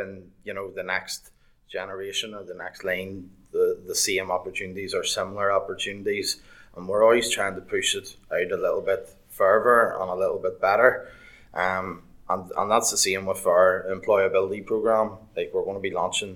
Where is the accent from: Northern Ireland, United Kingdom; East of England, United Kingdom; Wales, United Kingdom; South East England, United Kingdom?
Northern Ireland, United Kingdom; Portadown; also born or lived in Liverpool; I'm from Portadown, Craigavon area.